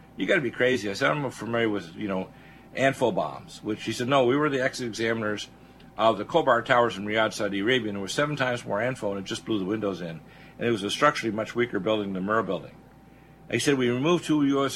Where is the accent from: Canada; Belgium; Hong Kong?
Canada; moved away as an adult; also born or lived in Detroit, Michigan, United States / Nova Scotia / Alberta / British Columbia; now in Georgia, United States; I was born in Detroit. My mom is from North Dakota. My dad is Canadian. I was raised the first half of my career into my uh, early 30s in, in, uh, in, Canada